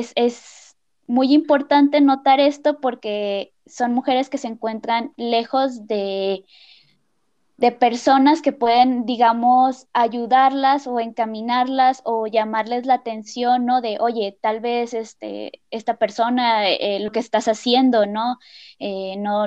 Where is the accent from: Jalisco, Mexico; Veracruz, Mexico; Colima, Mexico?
Colima, Mexico; moved away as an adult; now in San Luis Potosí, Mexico; soy de Colima, pero tengo cinco años viviendo en San Luis Potosí